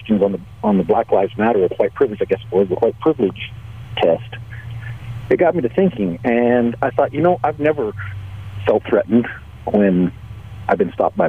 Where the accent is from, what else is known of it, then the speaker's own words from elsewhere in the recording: Albuquerque, New Mexico, United States; Growing up in Albuquerque, of course, I was around a lot of Hispanics